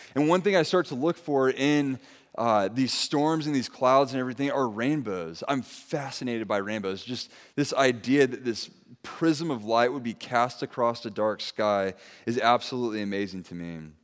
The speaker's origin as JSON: {"language": "English", "town": "Santa Maria", "region": "California", "country": "United States", "tie": "born or raised there", "also_born_or_lived": "San Dimas, California / Ventura, California", "said": "my wife and I, we grew up here in Santa Maria."}